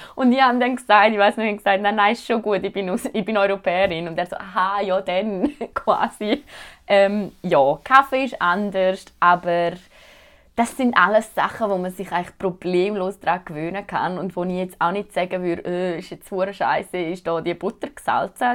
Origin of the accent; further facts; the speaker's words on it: Zurich, Switzerland; moved away as an adult; now in Thunder Bay, Canada; mich als Schweizerin